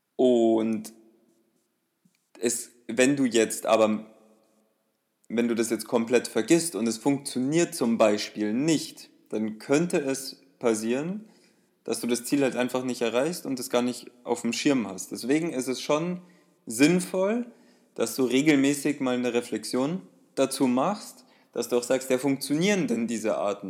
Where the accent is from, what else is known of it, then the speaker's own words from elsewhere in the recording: Bavaria, Germany; bei uns in Bayern